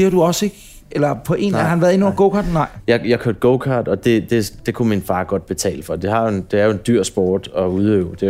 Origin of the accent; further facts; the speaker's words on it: Roskilde, Zealand, Denmark; born there; i Roskilde. Æblehaven.